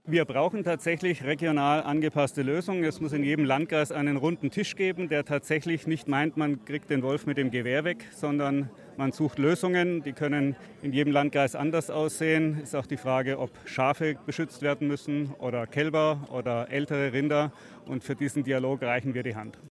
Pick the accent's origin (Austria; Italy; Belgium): Austria; bei uns in Österreich